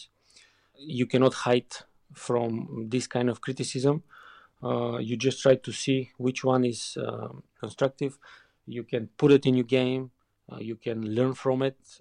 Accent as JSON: {"language": "English", "country": "Bulgaria", "tie": "born or raised there", "also_born_or_lived": "Leverkusen, Germany / England", "second_language": "English", "moved": "as an adult", "said": "growing up in Bulgaria"}